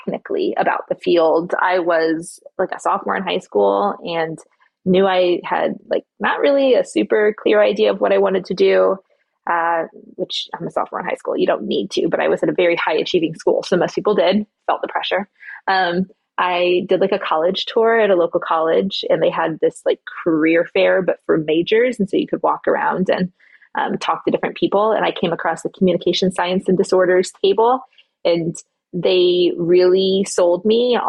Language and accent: English; Midwest, United States; moved away as an adult; also born or lived in California; I'm from the Midwest and we take ACTs in high school.